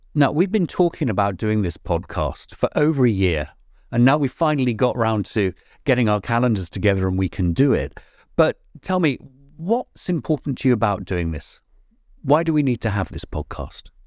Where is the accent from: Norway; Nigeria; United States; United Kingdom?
United Kingdom; England; not being so English